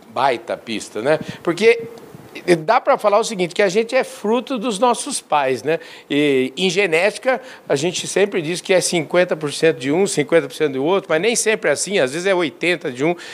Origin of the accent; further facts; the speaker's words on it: Campinas, São Paulo, Brazil; eu nasci em Campinas.